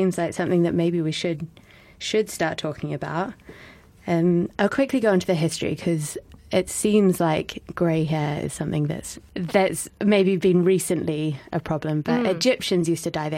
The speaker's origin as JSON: {"language": "English", "region": "Auckland", "country": "New Zealand", "tie": "born or raised there", "moved": "yes", "said": "is a band from my hometown, Auckland"}